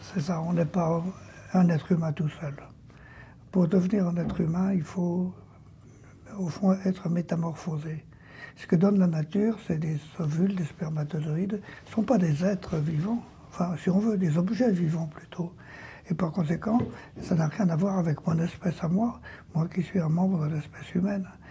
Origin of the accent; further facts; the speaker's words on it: France; chez moi, en France